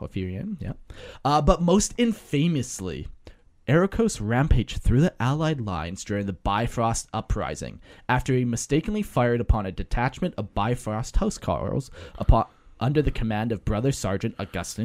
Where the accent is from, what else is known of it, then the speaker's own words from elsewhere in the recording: Canada; accent: Canadian; I have a Canadian accent, so some of my words are Canadian sounding